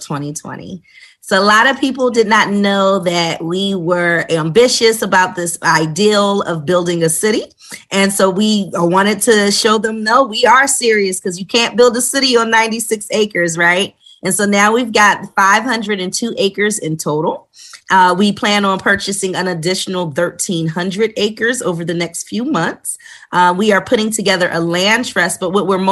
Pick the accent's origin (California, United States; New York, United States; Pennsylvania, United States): Pennsylvania, United States; Philadelphia; moved away as an adult; also born or lived in Greensboro, North Carolina; now in Stonecrest, United States; I'm originally from Philadelphia, where I went and graduated from the Philadelphia High School for Girls